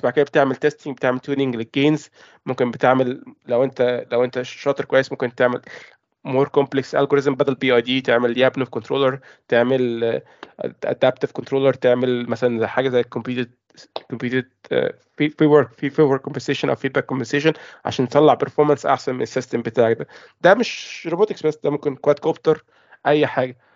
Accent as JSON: {"language": "Arabic", "country": "Egypt", "moved": "as an adult", "lives_now": "United Kingdom", "said": "أنا مصري"}